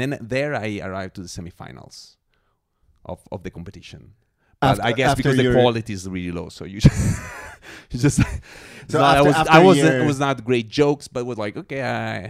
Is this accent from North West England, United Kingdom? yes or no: no; Scotland, United Kingdom; That was in Zurich. Yeah. I'm a Scot.